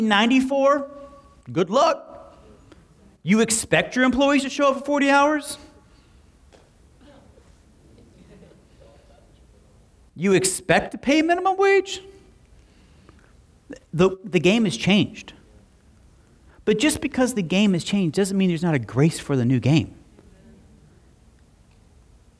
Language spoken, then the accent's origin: English; Slapout, Oklahoma, United States; I was raised in Slapout